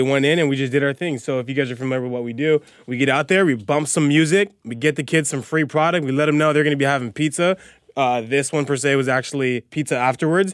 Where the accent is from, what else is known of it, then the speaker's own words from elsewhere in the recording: Azusa, California, United States; I grew up in Azusa, I live in Azusa.